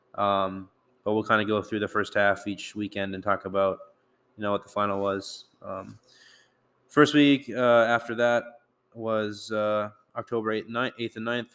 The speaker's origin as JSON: {"language": "English", "town": "St. Cloud", "region": "Minnesota", "country": "United States", "tie": "born or raised there", "moved": "yes", "said": "I grew up in Saint Cloud"}